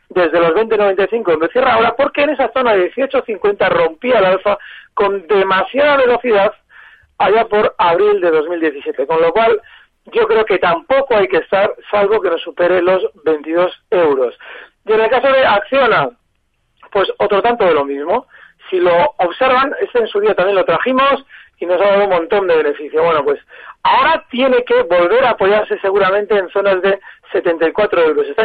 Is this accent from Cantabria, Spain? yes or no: no; Valencia, Valencian Community, Spain; de Valencia